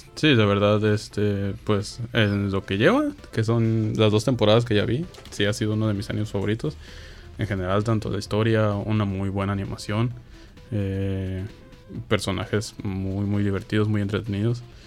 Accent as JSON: {"language": "Spanish", "country": "Mexico", "said": "en México somos"}